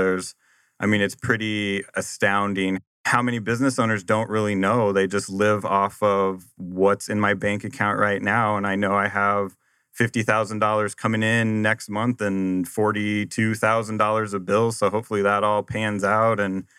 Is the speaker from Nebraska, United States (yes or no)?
yes; Nebraska, United States; also born or lived in Arizona / Boston; Well, I grew up in Nebraska and moved here to Arizona after I graduated.